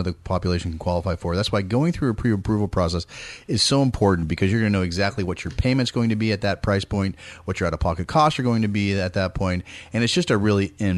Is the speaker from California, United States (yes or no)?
yes; East Bay, California, United States; moved away; I'm from the Bay Area, grew up in the East Bay